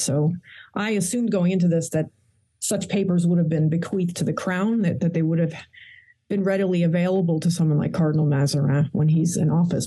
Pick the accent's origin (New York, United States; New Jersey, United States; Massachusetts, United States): New York, United States; New York City; I was born in actually Queens, New York. My parents are rather ordinary